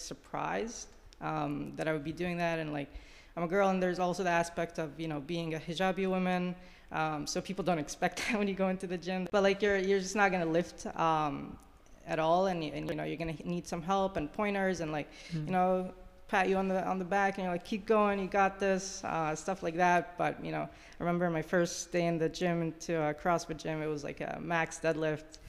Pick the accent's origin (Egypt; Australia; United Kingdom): Egypt; moved away; I grew up in Egypt.